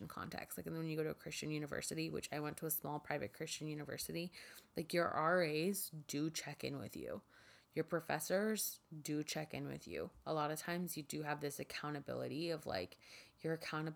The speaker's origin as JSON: {"language": "English", "town": "Miami", "region": "Florida", "country": "United States", "tie": "born or raised there", "also_born_or_lived": "Lakeland, Florida / San Diego", "said": "I was born in Miami, I have family that lives there"}